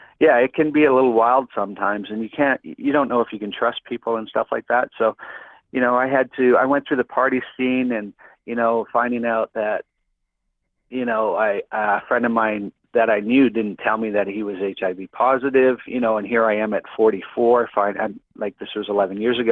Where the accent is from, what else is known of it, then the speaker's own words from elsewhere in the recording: Winnipeg, Manitoba, Canada; moved away as an adult; I'm originally from Winnipeg, Manitoba.